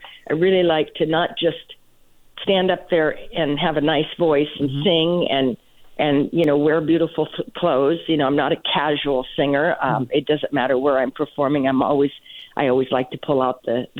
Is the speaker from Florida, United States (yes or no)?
no; Portland, Oregon, United States; moved away as an adult; also born or lived in Los Angeles / Las Vegas; I started when I was 10 professionally in Portland, Oregon, which is my hometown